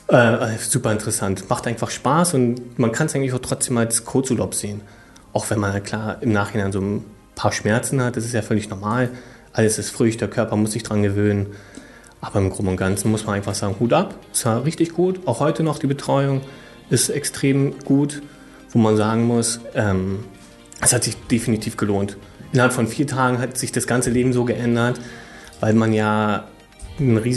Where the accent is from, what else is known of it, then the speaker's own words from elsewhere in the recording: Berlin, Germany; Ich komme auch aus Berlin, von daher war das natürlich ganz praktisch.